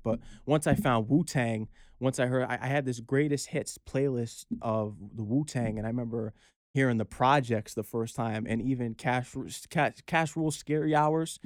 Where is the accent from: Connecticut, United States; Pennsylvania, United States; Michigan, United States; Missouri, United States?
Connecticut, United States; Norwalk; I'm hailing from Fairfield County, Connecticut, grew up in Norwalk, Connecticut, and, you know, I, I'm blessed to be born and raised there